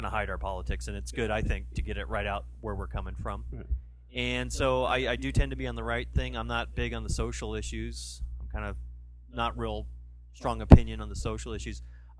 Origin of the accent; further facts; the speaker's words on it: Seattle, Washington, United States; I was born in Ballard Hospital in 1967